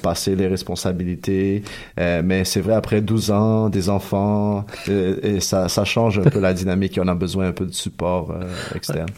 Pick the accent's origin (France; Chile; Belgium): Chile; moved away; je viens du Chili